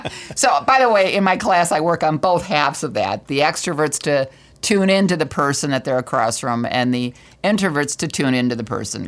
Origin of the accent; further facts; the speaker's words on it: Michigan, United States; we're from Michigan